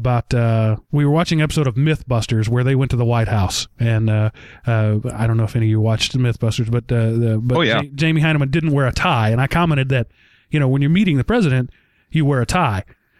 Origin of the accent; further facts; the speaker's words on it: Texas, United States; As a Texan